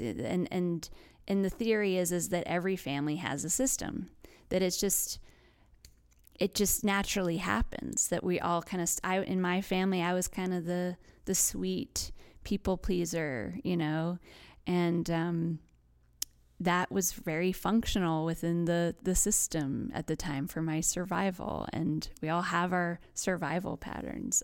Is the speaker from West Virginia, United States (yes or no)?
yes; West Virginia, United States; growing up in West Virginia